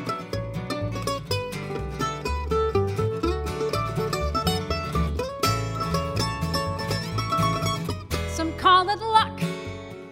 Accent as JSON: {"language": "English", "area": "Mount Washington Valley", "region": "New Hampshire", "country": "United States", "said": "we are from the Mount Washington Valley, right on the Maine New Hampshire border."}